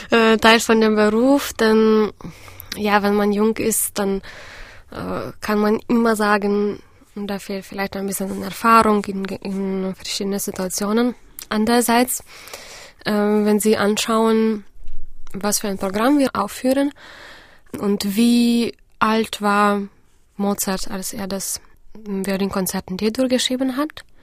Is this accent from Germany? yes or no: no; Vilnius, Vilnius County, Lithuania; Ähm, ich habe in Vilnius, in meiner Heimatstadt, eine Musikschule besucht